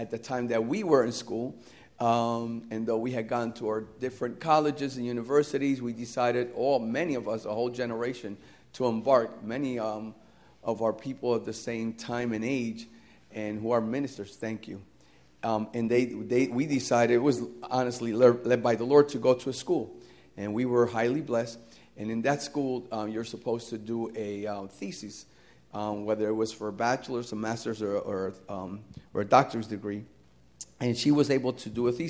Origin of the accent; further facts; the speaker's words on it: New Jersey, United States; moved away as an adult; also born or lived in Puerto Rico; I was born and raised in New Jersey